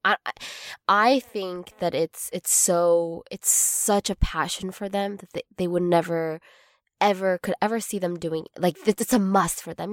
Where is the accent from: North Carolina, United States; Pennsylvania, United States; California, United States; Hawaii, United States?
California, United States; Arcadia; we're both from Arcadia, California